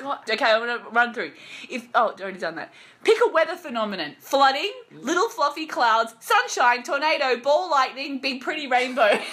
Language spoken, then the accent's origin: English; Australia; as an Australian